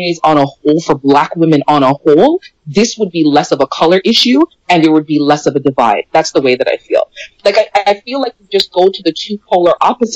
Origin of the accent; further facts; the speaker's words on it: Jamaica; now in Canada; I'm from Jamaica, I was born there.